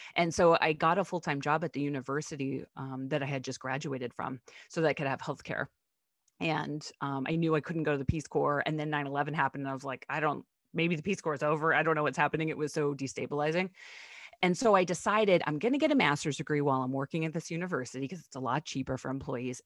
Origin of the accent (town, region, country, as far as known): Pittsburgh, Pennsylvania, United States; born or raised there